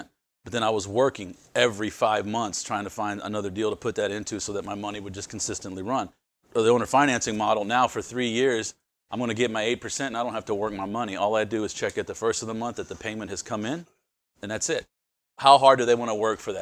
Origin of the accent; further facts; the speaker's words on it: Houston, Texas, United States; I'm from the Houston area